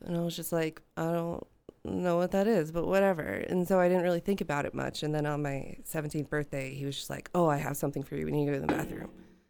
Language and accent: English; Georgia, United States; also born or lived in Pittsburgh; I spent a majority of my life in just north of Atlanta in Georgia.